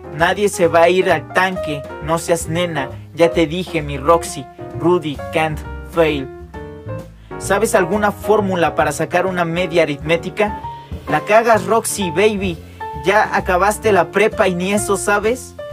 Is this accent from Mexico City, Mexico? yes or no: yes; Mexico City, Mexico; yo soy de la Ciudad de México, yo radico aquí